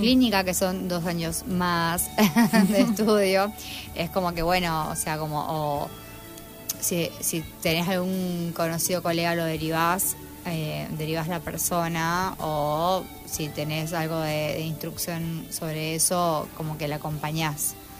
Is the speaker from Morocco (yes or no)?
no; San Juan, Argentina; moved away as an adult; also born or lived in Tucumán; now in Rosario, Argentina; Soy tucumana, pero a los a los eh, cuatro años me fui a San Juan, hasta los dieciocho, 18, a los 18 volví a Tucumán a estudiar medicina y después eh, a los 22 me vine acá a Rosario a terminar medicina.